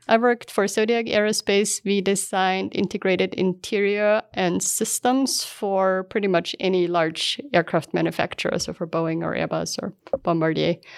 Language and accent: English; Aflenz, Styria, Austria; moved away as an adult; also born or lived in California, United States; now in Utah, United States; I grew up in a small town called Aflans in, in Austria.